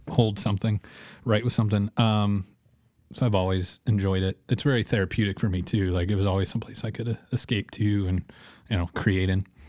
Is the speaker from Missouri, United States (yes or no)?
yes; Joplin, Missouri, United States; also born or lived in Rockford, Illinois; I'm from born in Joplin, was born, uh, in Missouri, um, lived in Rockford, Illinois for a little bit, then moved back to Joplin.